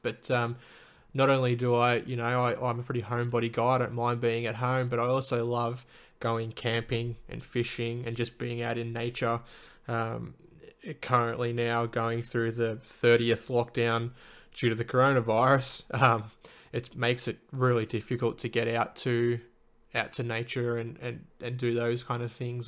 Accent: Little River, Victoria, Australia; also born or lived in Lara, Victoria; now in Melbourne, Australia; I grew up in a little country town called the Little, Little River. Um, that's sort of halfway between Melbourne and, and Geelong for those who know Victoria

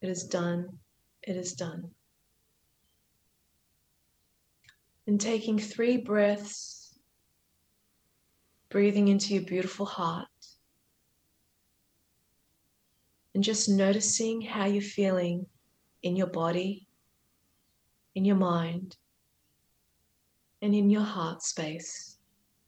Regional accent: Australia; I'm a first generation Australian

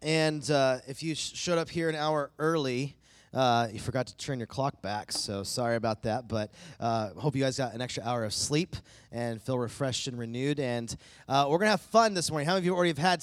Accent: East Coast, United States; now in Bakersfield, United States; I'm from the East Coast

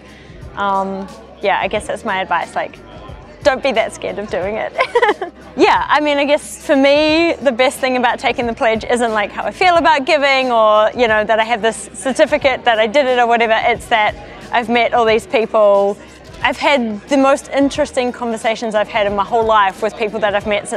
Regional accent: New Zealand; I'm from New Zealand

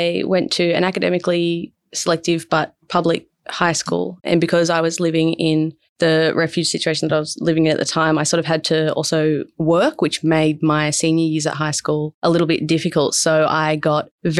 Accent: Berkeley, New South Wales, Australia; I grew up just south of Wollongong in a place called Berkeley

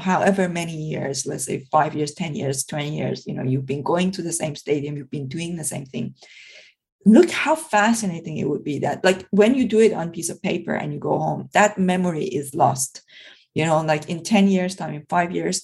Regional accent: Iran; now in United Kingdom; I come originally from Iran

